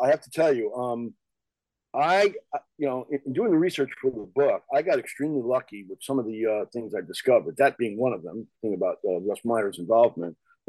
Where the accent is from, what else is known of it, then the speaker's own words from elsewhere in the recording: New York, United States; born there; also born or lived in New Jersey; now in Los Angeles, United States; And I live in LA. I was born in New York. And like you, I spent a number of years in New Jersey, not too far from Rutgers.